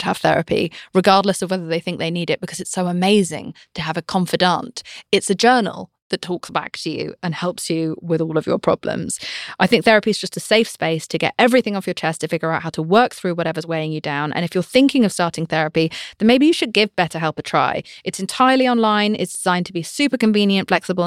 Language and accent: English; United Kingdom; I'm British. We are told to never say how we're feeling about anything ever.